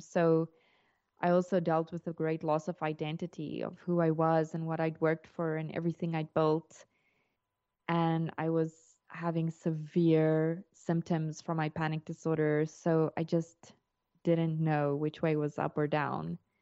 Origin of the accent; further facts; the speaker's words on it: South Africa; moved away as an adult; now in Portugal; I'm South African, and we immigrated to Portugal in twenty twenty